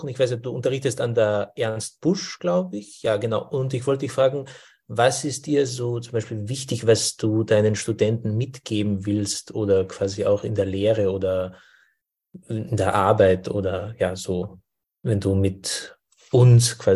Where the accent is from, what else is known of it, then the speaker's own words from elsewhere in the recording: Austria; moved away; Ich komme auch aus Österreich